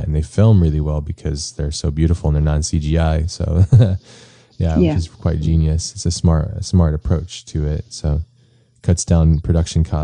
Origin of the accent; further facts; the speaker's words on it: United States; as like an American